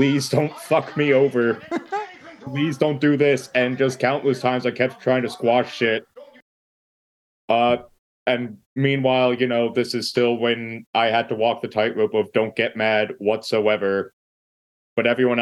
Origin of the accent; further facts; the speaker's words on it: Pennsylvania, United States; I'm not from Utah. I'm from Pennsylvania.